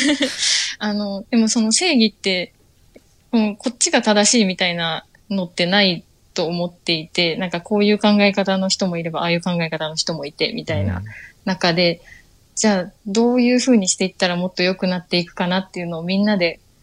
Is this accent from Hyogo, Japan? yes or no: yes; Akashi, Hyogo, Japan; also born or lived in Tokyo; 生まれも明石、あの、兵庫の明石です